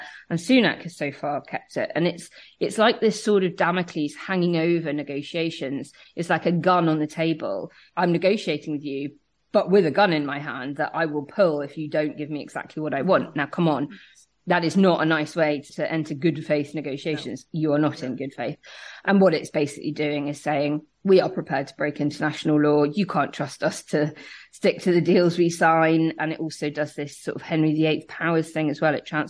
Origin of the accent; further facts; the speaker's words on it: Belfast, Northern Ireland, United Kingdom; accent: Belfast; I mean, I grew up in Northern Ireland. I know I don't sound like it.